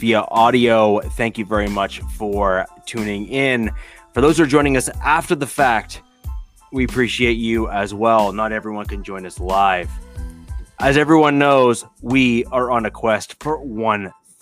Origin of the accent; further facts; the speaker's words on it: Canada; I'm from Canada. We speak French